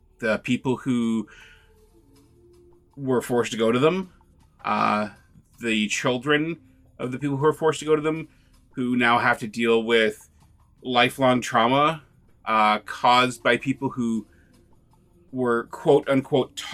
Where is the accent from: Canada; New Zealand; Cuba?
Canada; We can be proud of being Canadian